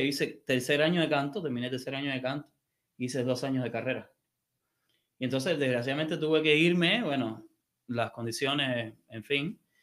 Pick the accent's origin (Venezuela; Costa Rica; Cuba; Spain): Cuba; Havana, La Habana; moved away as an adult; also born or lived in Mexico; now in United States; yo soy de La Habana, del barrio de San Miguel del Padrón